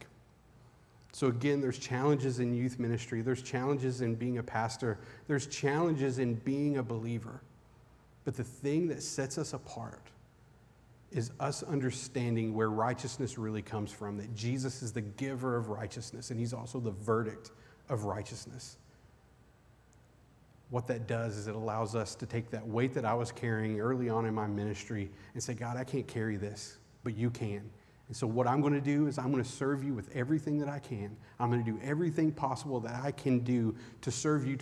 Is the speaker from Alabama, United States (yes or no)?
no; Eastern Kentucky, United States; I grew up in Eastern Kentucky.